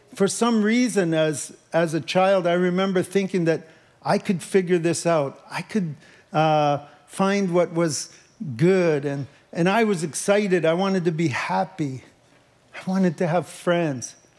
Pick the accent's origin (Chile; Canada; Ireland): Canada; Leamington, Ontario; moved away; I grew up in Leamington, Ontario, and my dad was actually a tomato farmer